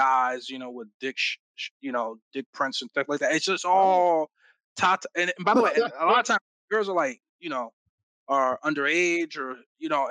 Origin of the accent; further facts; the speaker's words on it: Jamaica; I'm Jamaican